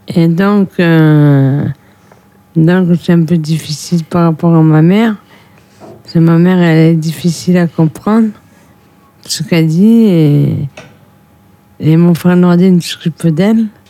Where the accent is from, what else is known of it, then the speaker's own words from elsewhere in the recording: France; je suis née en France